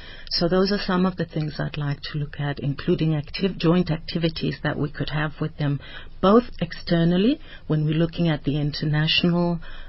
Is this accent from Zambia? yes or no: yes; Lusaka, Lusaka Province, Zambia; now in South Africa; But I grew up in Lusaka, in a very South African community where the priority of our parents was to make sure that we have a South African culture